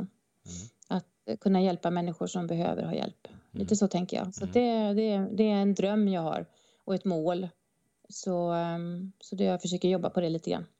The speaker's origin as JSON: {"language": "Swedish", "area": "northern Bohuslän", "region": "Västra Götaland", "country": "Sweden", "tie": "born or raised there", "moved": "yes", "lives_now": "Stockholm, Sweden", "said": "Jag har också vuxit upp på landet i Bohus, norra Bohuslän och eh, kanske hör på min fantastiska dialekt"}